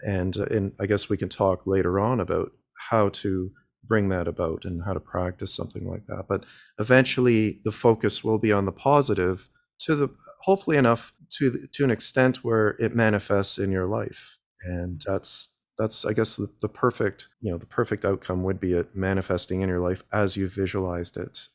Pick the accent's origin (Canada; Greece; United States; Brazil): Canada; I'm a Canadian boy, born and raised